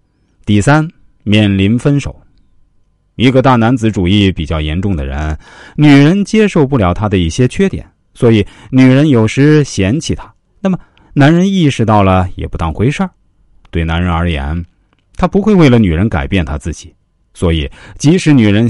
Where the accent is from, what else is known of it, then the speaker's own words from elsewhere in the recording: China; 我们中国人啊